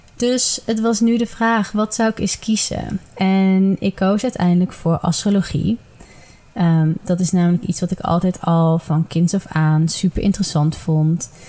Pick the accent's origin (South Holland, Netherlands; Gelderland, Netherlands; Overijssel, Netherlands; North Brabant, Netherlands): Gelderland, Netherlands; Ede; Ik ben geboren en getogen in Ede